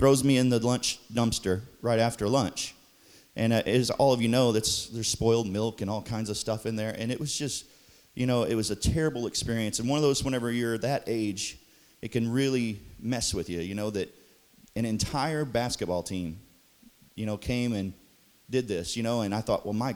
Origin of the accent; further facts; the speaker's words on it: Dudley, Missouri, United States; I was born in Dudley, Missouri. Yep. Holding it down for Dudley